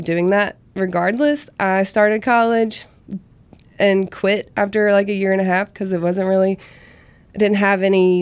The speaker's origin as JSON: {"language": "English", "town": "Vicksburg", "region": "Mississippi", "country": "United States", "tie": "born or raised there", "moved": "yes", "lives_now": "Hattiesburg, United States", "said": "my hometown, which is Vicksburg"}